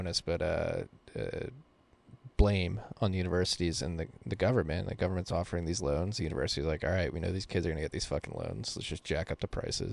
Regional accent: Pennsylvania, United States; I'm from Pennsylvania, Penn State

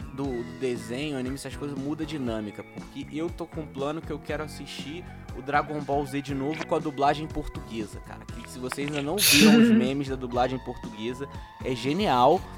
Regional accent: Rio de Janeiro, Brazil; para mim que sou do Rio de Janeiro

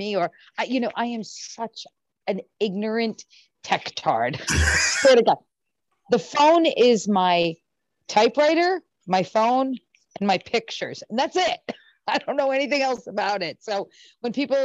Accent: Rhode Island, United States; moved away; I grew up in Rhode Island

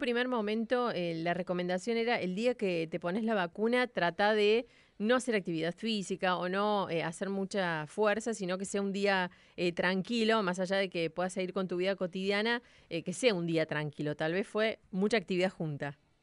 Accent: Córdoba, Argentina; a Córdoba, a mi tierra

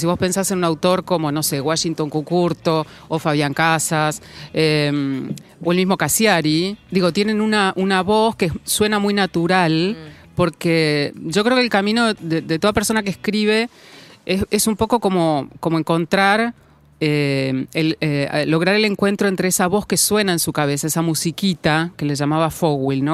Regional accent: Junín, Buenos Aires Province, Argentina; moved away; mi familia y de mi infancia en Junín

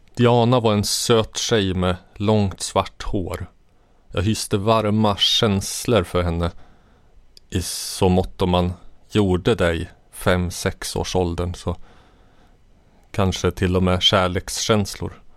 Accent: Katrineholm, Södermanland, Sweden; also born or lived in Jordbro, Stockholm / Stockholm; vi flyttade från Jordbro till en liten by en och en halv mil utanför Katrineholm

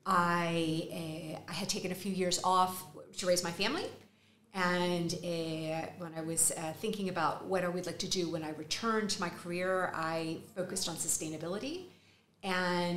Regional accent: Texas, United States; accent: Texas; moved away as an adult; also born or lived in New York; now in Madrid, Spain; With a Texas accent

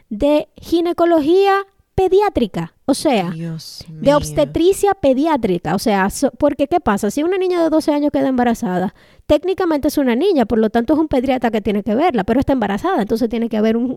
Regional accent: Dominican Republic; somos supernacionalistas cuando tenemos que pelear con los haitianos, pero somos más gringos que el DH.

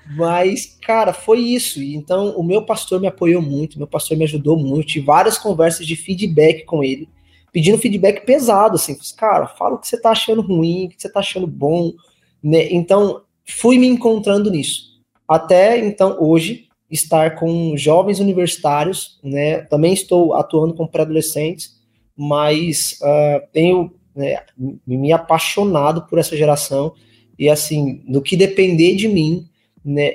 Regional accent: Limeira, São Paulo, Brazil; moved away as an adult; also born or lived in Recife, Pernambuco, Brazil; Nasci em Recife, mas me mudei para São Paulo aos 9 anos de idade. E aí então vivi na, na cidade de Limeira por muito tempo

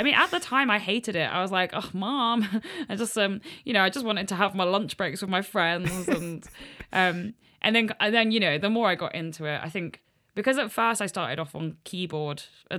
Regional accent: Helston, South West England, United Kingdom; So I'm from a little town in Cornwall called Helston.

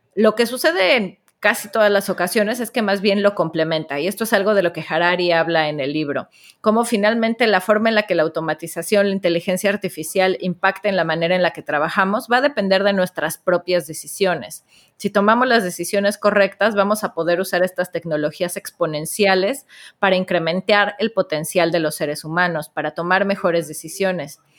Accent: Mexico; como notarán por mi voz, soy de la tierra del Chavo del Ocho

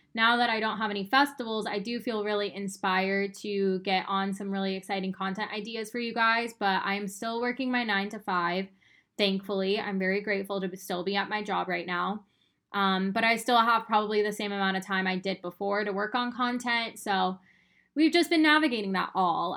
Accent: Arizona, United States; moved away as an adult; now in Austin, United States; I moved from Arizona to Austin in 2017. I lived in Arizona my whole life

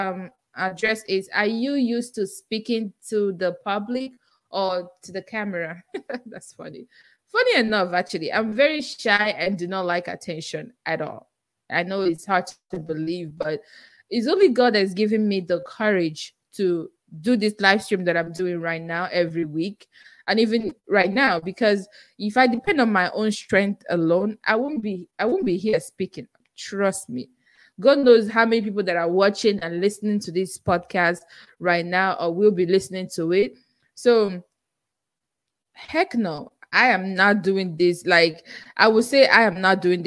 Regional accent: Nigeria; accent: Nigerian; English is a second language; now in United States; I still have my Nigerian accent and I'm very proud of it

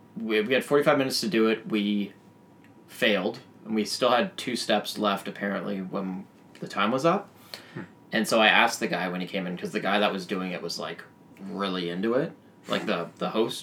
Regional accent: Toronto, Ontario, Canada; I'm from Toronto.

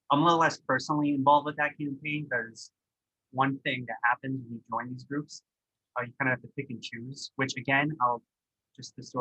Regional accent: Warwick, Rhode Island, United States; there's people like I grew up in Warwick. I know these parts of Warwick very well.

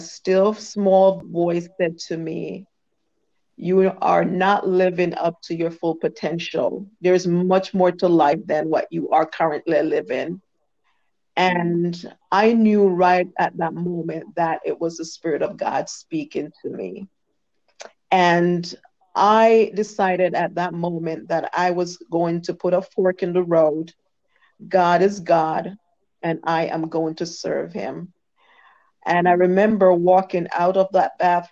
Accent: Jamaica; I was born in Jamaica, West Indies

